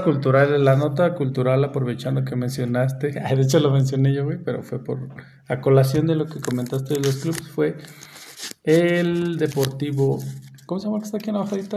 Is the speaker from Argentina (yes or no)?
no; San Luis Potosí, Mexico; accent: potosino; Yo soy aquí del centro